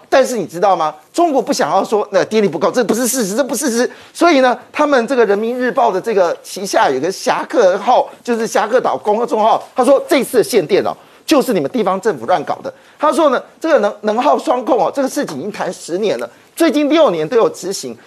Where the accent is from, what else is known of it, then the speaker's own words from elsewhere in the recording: Taiwan; 我们台湾人